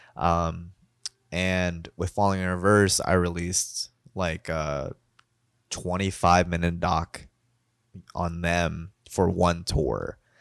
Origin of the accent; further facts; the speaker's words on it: Kentucky, United States; accent: Kentucky; my Kentucky accent